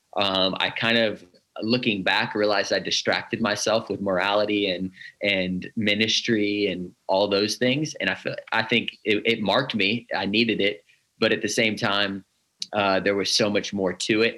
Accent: Northern California, United States; I grew up here in Northern California

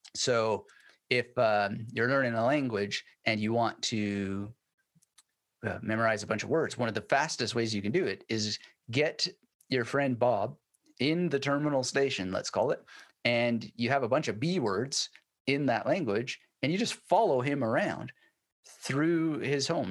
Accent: Canada; moved away as an adult; also born or lived in Germany; now in Brisbane, Australia; being Canadian

